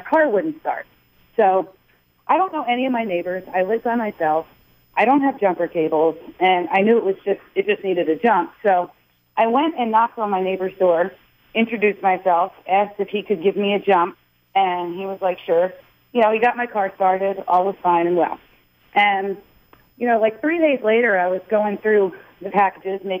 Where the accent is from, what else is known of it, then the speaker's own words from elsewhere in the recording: Pennsylvania, United States; now in Suwanee, United States; I'm from Pennsylvania